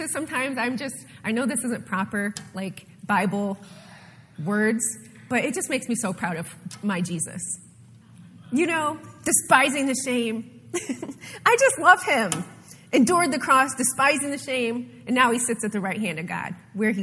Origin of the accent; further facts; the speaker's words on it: Ohio and Michigan, Midwest, United States; moved away; being from the north, growing up in Ohio and Michigan